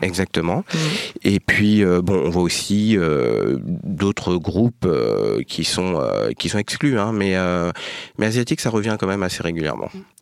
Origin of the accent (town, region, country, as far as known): France; born or raised there